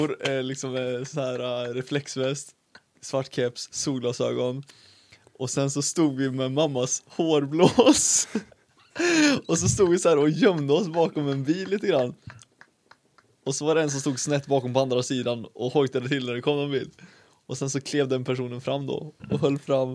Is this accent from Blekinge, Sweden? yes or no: no; Karlstad, Värmland, Sweden; also born or lived in Uddevalla; jag kom hit eh, när jag var liten, liten, liten. Ett år. Så sen är jag uppvuxen i Karlstad